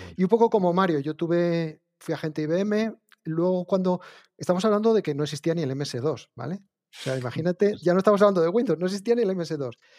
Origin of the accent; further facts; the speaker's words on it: Asturias, Spain; yo lo que hice fue un grado de formación profesional de segundo grado aquí en Asturias